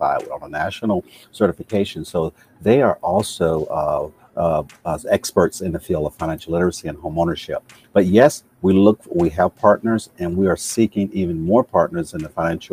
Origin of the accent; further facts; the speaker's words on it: Camden, Arkansas, United States; moved away as an adult; I'm originally from Camden, Arkansas